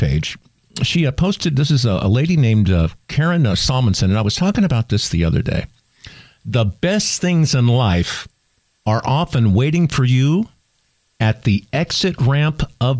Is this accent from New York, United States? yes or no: no; Orlando, Florida, United States; you know I'm from Orlando.